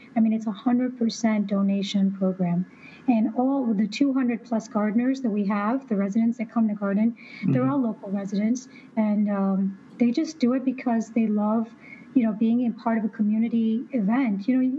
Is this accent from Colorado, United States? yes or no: no; Illinois, United States; now in Arizona, United States; Yeah, southern Illinois, by Carbondale.